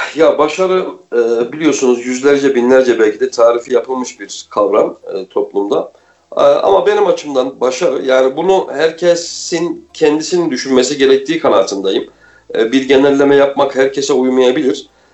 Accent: Kayseri Province, Turkey; moved away as an adult; also born or lived in Istanbul; ben Kayseri'de doğdum büyüdüm uzun yıllar İstanbul'da yaşamış olmama rağmen

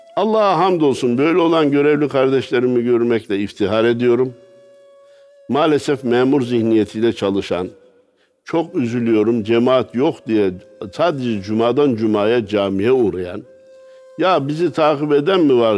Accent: Kayseri, Kayseri Province, Turkey

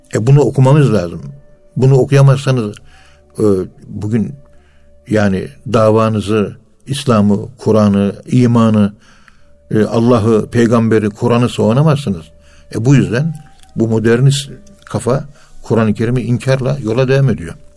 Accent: Turkey; Biz Müslümanız. Biz Türküz

